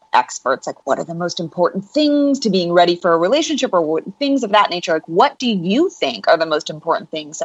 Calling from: Los Angeles, California, United States; I'm coming here from Los Angeles.

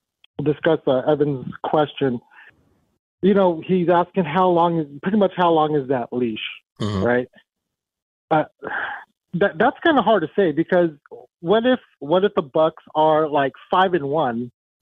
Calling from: San Gabriel, California, United States; Calling from San Gabriel, California.

